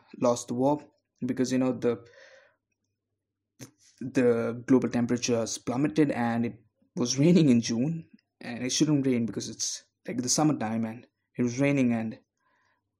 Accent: India; I'm a guy of color. I'm from India

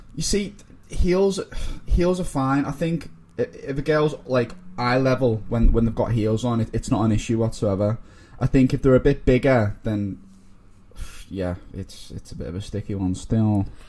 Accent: Liverpool, North West England, United Kingdom; moved away as an adult; now in London, United Kingdom; from Liverpool, as you can tell by my accent

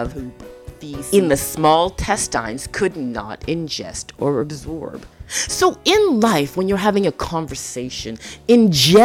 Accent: Toronto, Ontario, Canada; also born or lived in Jamaica; I grew up in Toronto, Canada. I was born to a Jamaican mother

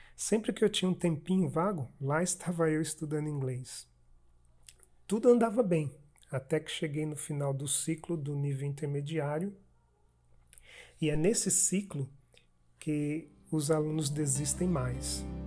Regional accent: Sergipe, Brazil; eu sou sergipano

